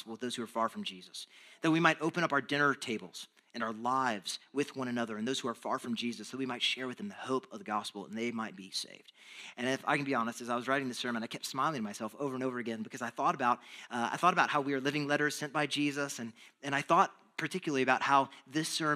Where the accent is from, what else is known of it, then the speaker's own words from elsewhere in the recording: Texas, United States; moved away; I'm from Texas